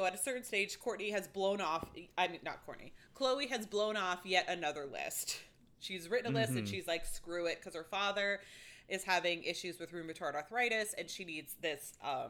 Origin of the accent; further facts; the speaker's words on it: England, United Kingdom; Like, I am half Chinese. I am half English. I am English.